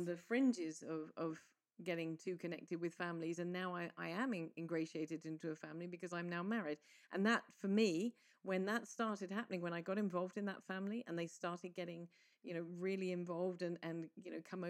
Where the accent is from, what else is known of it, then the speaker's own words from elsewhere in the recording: England, United Kingdom; now in Malta; I, as an English person